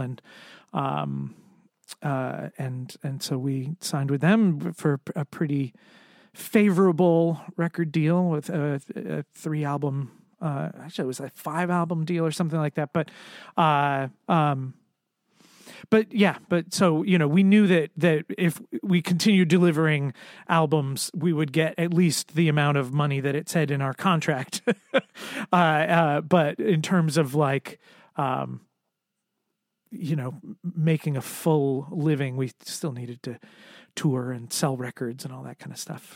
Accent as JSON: {"language": "English", "region": "Connecticut", "country": "United States", "tie": "born or raised there", "also_born_or_lived": "Boston", "moved": "as an adult", "lives_now": "Providence, United States", "said": "I grew up in Connecticut"}